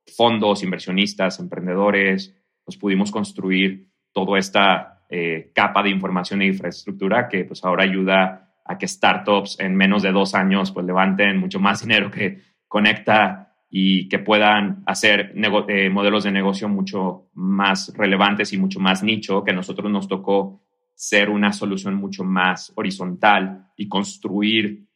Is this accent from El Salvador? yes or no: no; Mexico; moved away as an adult; also born or lived in Canada; now in Mexico City, Mexico; como emprendedor y como mexicano